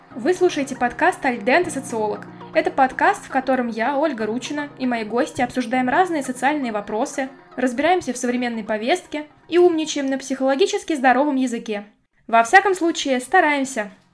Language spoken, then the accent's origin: Russian; Mordovia, Russia; я сама из Республики Мордовия